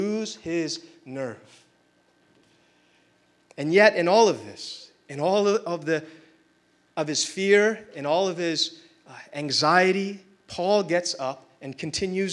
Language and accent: English; India; being Indian